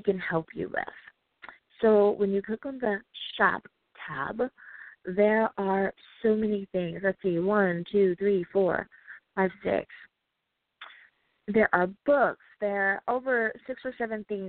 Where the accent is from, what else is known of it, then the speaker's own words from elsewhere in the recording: United States; my home country, the U.S.